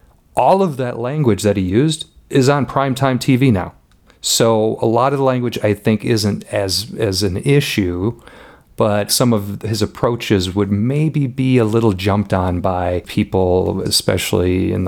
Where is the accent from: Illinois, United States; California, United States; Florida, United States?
Illinois, United States; And we just mentioned that, yeah, we're from Illinois.